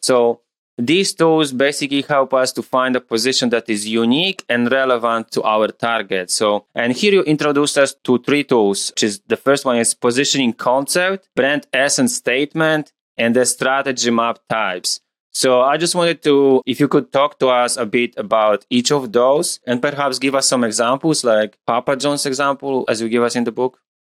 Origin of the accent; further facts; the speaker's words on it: Poland; moved away; I'm from Poland originally